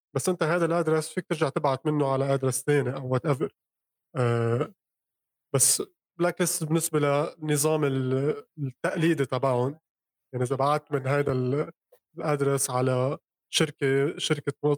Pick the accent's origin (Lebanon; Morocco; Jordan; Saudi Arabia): Lebanon; انا من لبنان